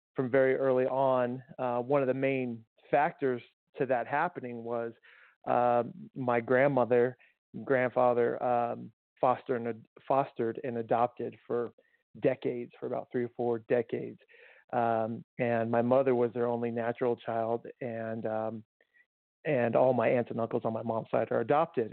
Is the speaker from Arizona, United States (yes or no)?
yes; Tucson, Arizona, United States; I grew up in Tucson and native of Arizona